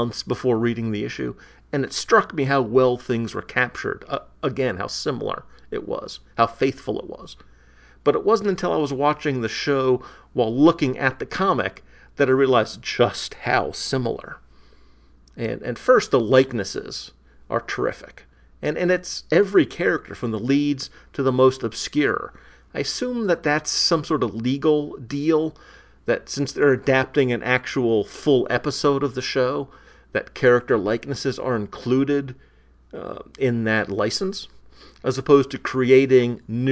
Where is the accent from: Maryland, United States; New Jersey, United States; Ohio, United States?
Maryland, United States; in the Washington suburbs; I grew up in Maryland, in the Washington suburbs